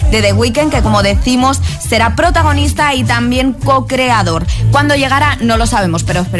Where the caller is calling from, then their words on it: Valencia, Valencian Community, Spain; desde Valencia